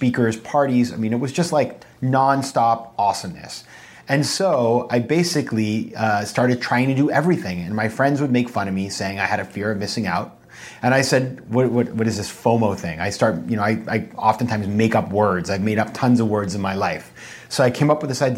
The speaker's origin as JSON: {"language": "English", "town": "Sanford", "region": "Maine", "country": "United States", "tie": "born or raised there", "also_born_or_lived": "New York City / Boston", "moved": "yes", "said": "I'm from the state of Maine. I'm from a small town called Sanford, about 20,000 people."}